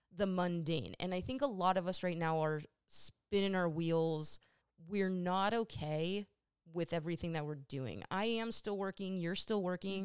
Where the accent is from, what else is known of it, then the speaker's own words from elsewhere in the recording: Sacramento, California, United States; also born or lived in New England; growing up in Sacramento